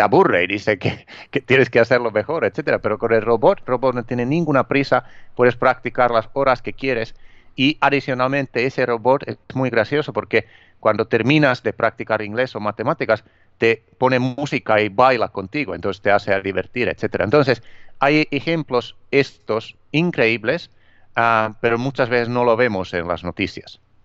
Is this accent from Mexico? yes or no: no; Finland; Spanish is a second language; also born or lived in Miami; now in Spain; originalmente soy de Finlandia y llevo, eh, viviendo aquí en, España, donde vivo ahora, a ver, como 18 años.